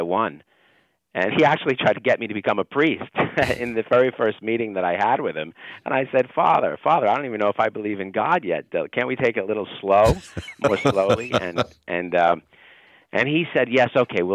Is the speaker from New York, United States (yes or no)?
yes; New York City, New York, United States; I grew up in Brooklyn, New York